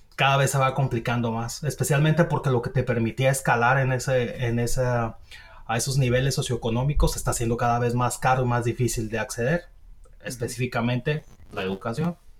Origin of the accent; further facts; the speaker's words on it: Mexico; now in United States; nosotros como mexicanos